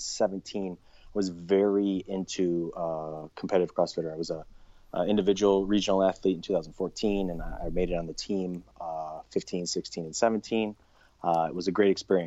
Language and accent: English; Chicago, Illinois, United States; moved away as an adult; also born or lived in Arizona; where I grew up in Chicago